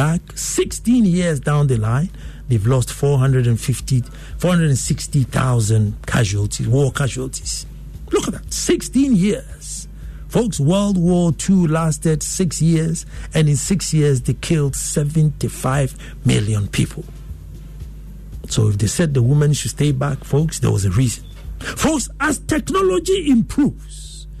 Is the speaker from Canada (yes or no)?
no; Ghana; I felt worthy as a Ghanaian.